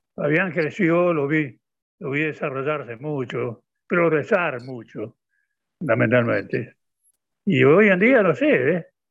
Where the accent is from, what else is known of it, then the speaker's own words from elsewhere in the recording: Argentina; Soy argentino